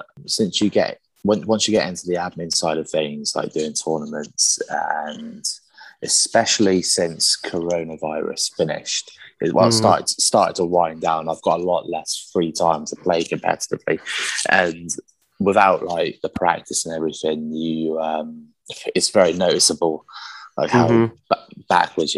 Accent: South West England, United Kingdom; I'm from England in the UK.

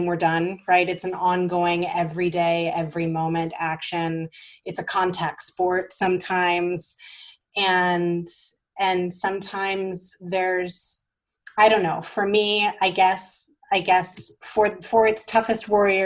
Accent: the South, United States; I grew up in the South

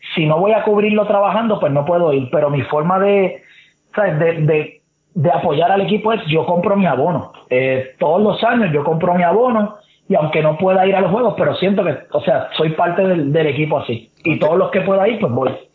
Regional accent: Trujillo Alto, Puerto Rico; also born or lived in Santurce, San Juan; yo vivo viví en Trujillo Alto

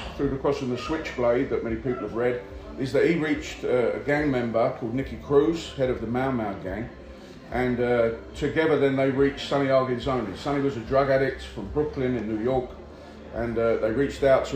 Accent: London, United Kingdom; moved away as an adult; now in Manchester, United Kingdom; I'm originally from the East End of London. And I came up here 16 years ago

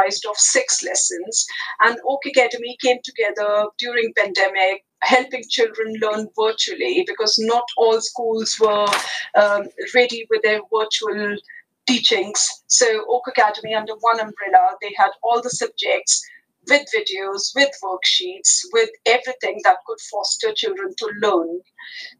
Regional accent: New Delhi, Delhi, India; first language Hindi; English is a second language; moved away as an adult; I was born in New Delhi, capital of India, and I had computing education when I was as young as I was in year five

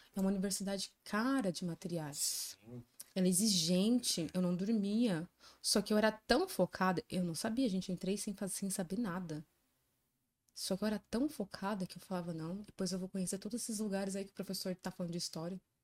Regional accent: São Bernardo do Campo, São Paulo, Brazil; me criei em escola pública, é, e entrei para ET, né, Tec Lauro Gomes, que eu sou de São Bernardo do Campo.

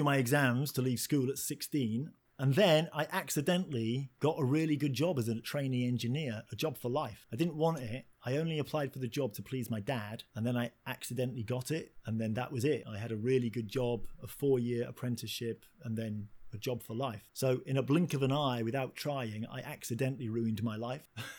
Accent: Hull, Yorkshire and the Humber, United Kingdom; I grew up in Yorkshire, which is a town called Hull, a working class town

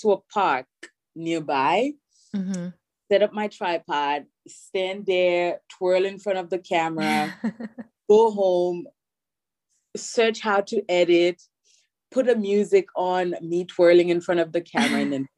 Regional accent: New York City, New York, United States; born there; Sometimes I want to be lazy and I don't explain my accent, so I just did. Or if I have time and I want to explain, you know, the whole story, then I'll say, you know, I'm Haitian, but I was born here

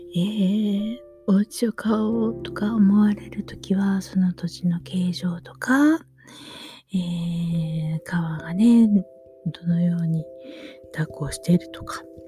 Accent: Osaka, Japan; now in Kameoka, Japan; 大阪でもね、私が生まれは谷町なんで

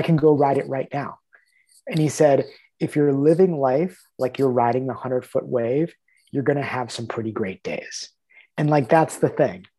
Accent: United States; we're both American

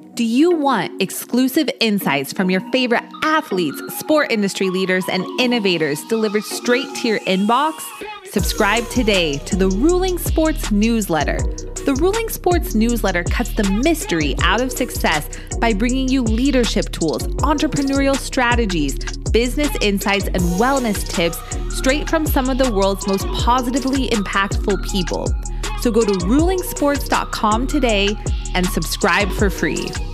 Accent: Denver, Colorado, United States; I'm born and raised in Denver

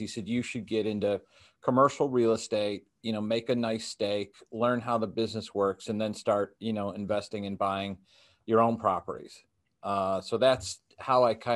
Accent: Chicago, Illinois, United States; I grew up in the Chicago area

